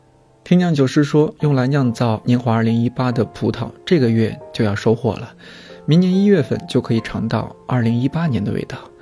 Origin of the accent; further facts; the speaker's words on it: Shanxi, China; 作为土生土长的山西人